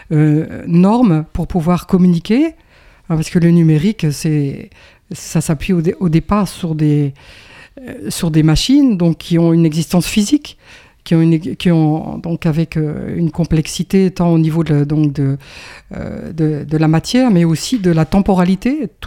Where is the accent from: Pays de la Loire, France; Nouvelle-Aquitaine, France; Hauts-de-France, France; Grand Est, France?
Hauts-de-France, France; Roubaix; born there; je suis né à Roubaix. Et, puis, ma foi, j'ai pas mal bougé en France, un petit peu à l'étranger.